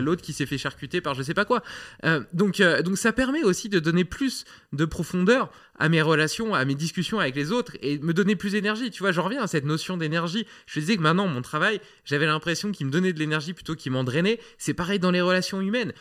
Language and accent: French; France; en tant que Français